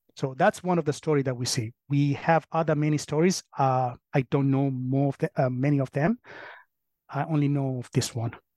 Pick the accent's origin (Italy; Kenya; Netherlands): Kenya; now in Colchester, United States; I'm from Kenya.